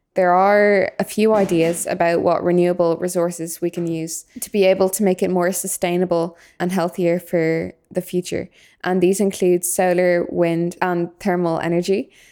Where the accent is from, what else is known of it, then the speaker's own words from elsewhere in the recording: Dublin, Leinster, Ireland; I'm from Dublin